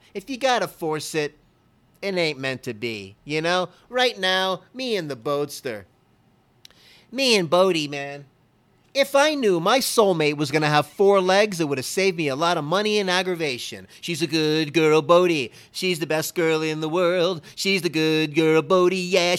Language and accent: English; Miami, Florida, United States; I'm from Miami, Florida. I'm a Dolphin fan through and through.